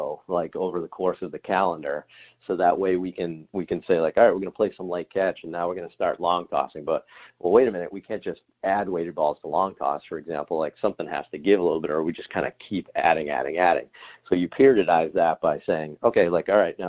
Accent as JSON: {"language": "English", "town": "Boston", "region": "Massachusetts", "country": "United States", "also_born_or_lived": "Alabama", "moved": "as an adult", "said": "I'm from Boston"}